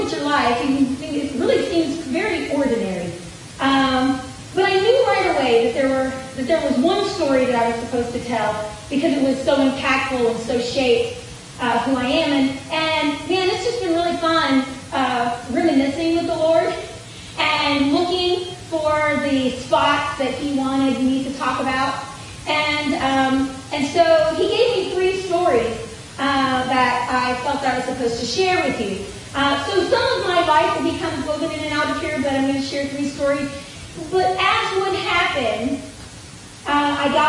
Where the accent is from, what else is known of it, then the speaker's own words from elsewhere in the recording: Gaffney, South Carolina, United States; So I grew up in Gaffney, South Carolina, which is a small town in the Piedmont area.